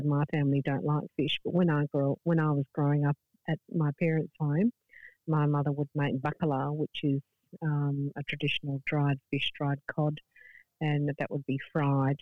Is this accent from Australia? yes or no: yes; Adelaide, South Australia, Australia; now in Darwin, Australia; I wasn't born in Darwin, I'm from Adelaide originally, so my family aren't here